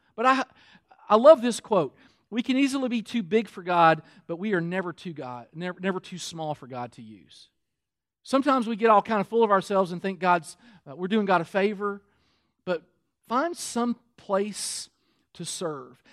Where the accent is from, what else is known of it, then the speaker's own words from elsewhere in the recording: Kentucky, United States; I'm from Kentucky